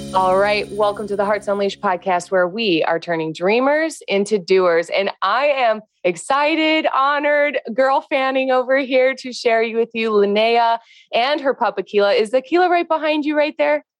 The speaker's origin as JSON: {"language": "English", "region": "Northwest Indiana", "country": "United States", "said": "I'm from Northwest Indiana"}